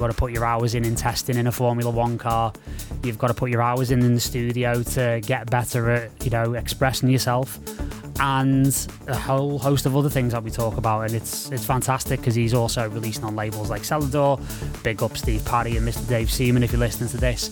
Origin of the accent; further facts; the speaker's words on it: United Kingdom; as a British guy